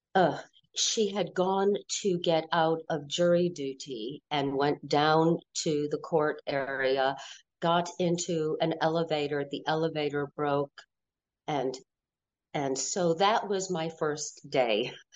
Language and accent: English; Wallingford, Connecticut, United States; I was born in Wallingford, Connecticut